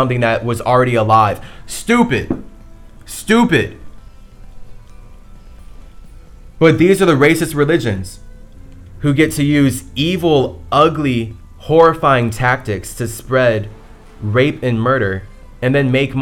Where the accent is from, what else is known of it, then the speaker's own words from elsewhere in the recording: United States; I'm from America.